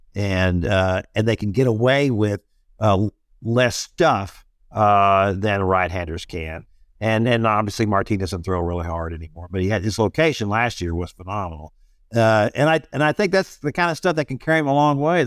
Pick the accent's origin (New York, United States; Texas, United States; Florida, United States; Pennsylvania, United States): Texas, United States; Houston; I grew up in Houston with the Astros